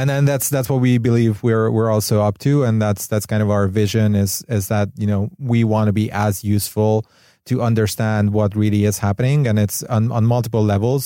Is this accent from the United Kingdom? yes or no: no; Hungary; moved away as an adult; also born or lived in Barcelona, Spain; now in Los Angeles, United States; I'm from Europe, actually from Hungary originally. I moved to L A about a bit more than a year ago